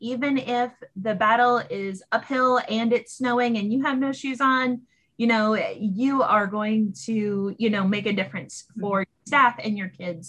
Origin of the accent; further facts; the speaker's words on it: Massachusetts, United States; now in Fairfax County, Virginia, United States; Where I grew up in Massachusetts